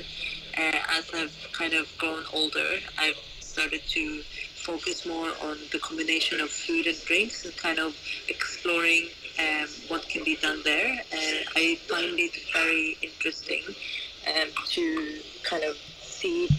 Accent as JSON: {"language": "English", "region": "Oslo", "country": "Norway", "moved": "yes", "lives_now": "London, United Kingdom", "said": "originally I'm from Oslo, Norway"}